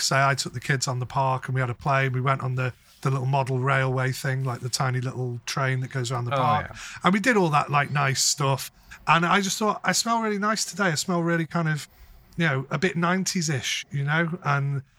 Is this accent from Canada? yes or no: no; North West England, United Kingdom; I'm not a Scouser. They would call they would call me a wool